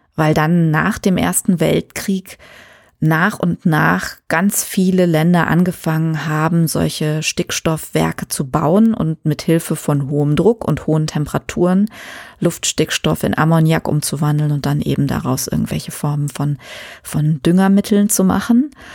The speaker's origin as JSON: {"language": "German", "country": "Germany", "said": "wir in Deutschland"}